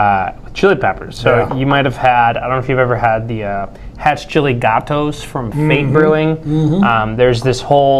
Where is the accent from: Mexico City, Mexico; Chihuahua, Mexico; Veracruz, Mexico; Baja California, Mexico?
Mexico City, Mexico; first language Spanish; English is a second language; moved away; I was born in Mexico City. My first language was Spanish.